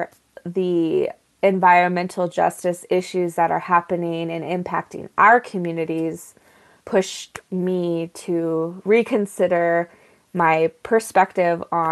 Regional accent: Sandia Pueblo, New Mexico, United States; I am from Sandia Pueblo

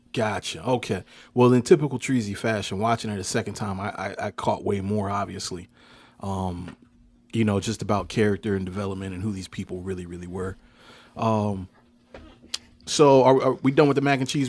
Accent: Hampton, Virginia, United States

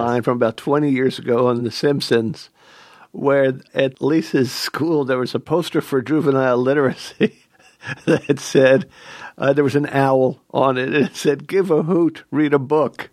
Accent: Philadelphia, Pennsylvania, United States; growing up in Philadelphia

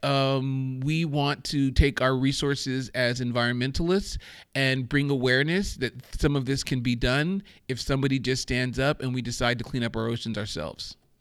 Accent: Germany; moved away; I grew up in Germany

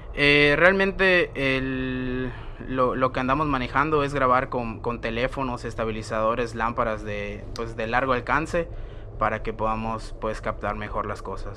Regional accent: Mérida, Yucatán, Mexico; soy explorador urbano de Mérida, Yucatán.

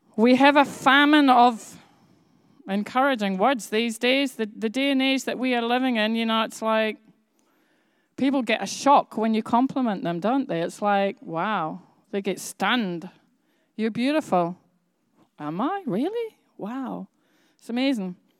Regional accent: Bradford, Yorkshire and the Humber, United Kingdom; I was born in Yorkshire

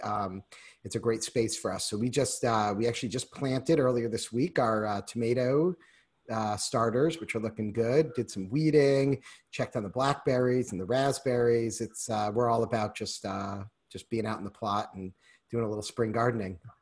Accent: Newton, Massachusetts, United States; now in Wisconsin, United States; I grew up in Newton, and so we actually grew up skiing at Wachusett Mountain

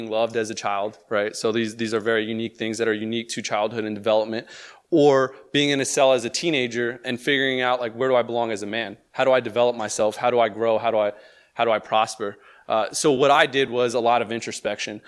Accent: Elizabeth, New Jersey, United States; I grew up in New Jersey, right across the river, born and raised in Elizabeth, New Jersey

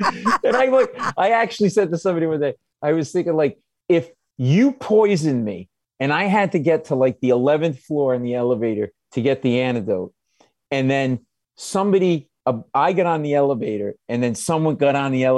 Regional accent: Providence, Rhode Island, United States; now in New York, United States; I grew up in Providence. I'm not like a New Yorker. I mean, I got my whole family still in Rhode Island. My mother, everybody's up there.

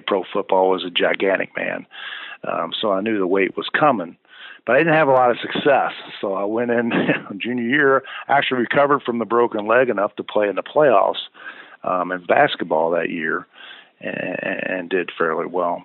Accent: Louisville, Kentucky, United States; my hometown of Louisville.

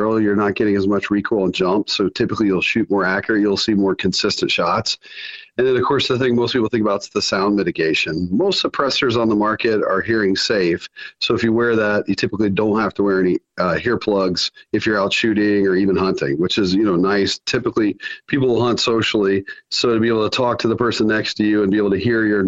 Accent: Alabama, United States; moved away; also born or lived in Sioux Falls, South Dakota; We're based in Sioux Falls, South Dakota, which I know is a long way from Alabama, even though I was born in Alabama

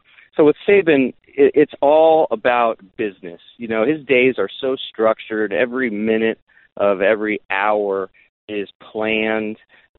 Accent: Nebraska, United States; also born or lived in New York City; now in Alabama, United States; I grew up in Nebraska, and the reason I ended up in Alabama was because I followed a girl out of New York City.

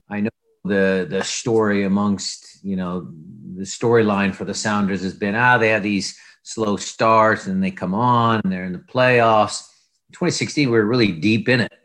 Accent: Seattle, Washington, United States; growing up in Seattle was, was pretty, pretty normal

